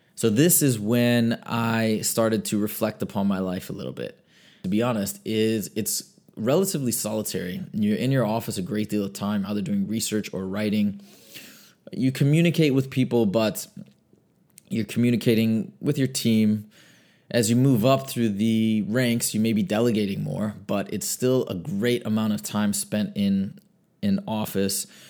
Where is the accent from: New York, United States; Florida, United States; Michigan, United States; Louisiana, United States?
Michigan, United States; I grew up in Michigan.